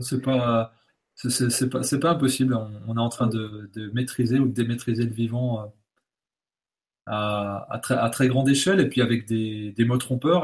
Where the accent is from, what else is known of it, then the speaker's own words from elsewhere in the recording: Bourgogne-Franche-Comté, France; je viens de, de Franche-Comté, donc le fromage, c'est pléthorique. Mon, grand-père faisait du, lait en tant que cultivateur et éleveur